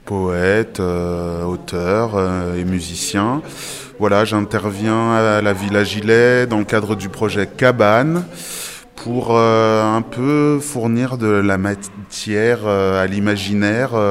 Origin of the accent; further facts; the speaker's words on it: Portugal; Il y a une bétonnière parce que je suis portugais.